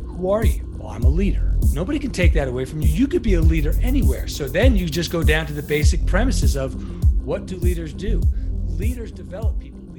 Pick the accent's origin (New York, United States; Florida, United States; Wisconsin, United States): New York, United States; Long Island; I'm a New Yorker by trade